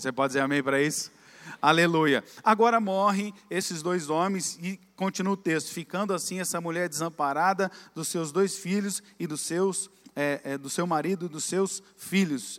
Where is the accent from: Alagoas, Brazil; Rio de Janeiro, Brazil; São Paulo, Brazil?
São Paulo, Brazil; Campinas; moved away as an adult; also born or lived in Curitiba; now in Orlando, United States; Nós somos originais de Campinas, fomos criados lá